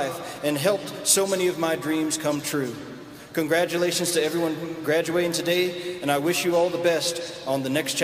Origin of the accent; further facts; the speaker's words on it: Southwest, United States; a son of the Southwest and an NAU lumberjack